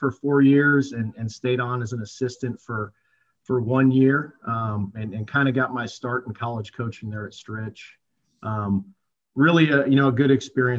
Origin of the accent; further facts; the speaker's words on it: Whitewater, Wisconsin, United States; also born or lived in South Florida; now in Peoria, United States; grew up in Whitewater most of my life